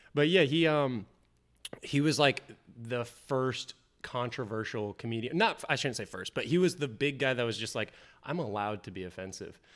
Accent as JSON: {"language": "English", "region": "Indiana", "country": "United States", "also_born_or_lived": "Kentucky / Denver, Colorado", "moved": "yes", "lives_now": "Florida, United States", "said": "come from Indiana, went to school in Kentucky."}